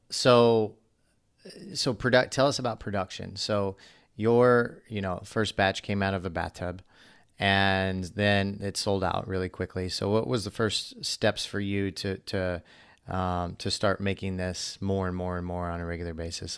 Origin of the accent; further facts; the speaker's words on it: Missouri, United States; I grew up in Missouri